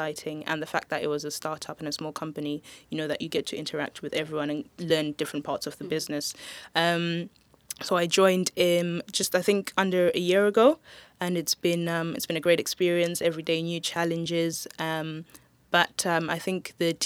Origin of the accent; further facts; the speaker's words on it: Zimbabwe; moved away; also born or lived in Swansea; I'm from Zimbabwe personally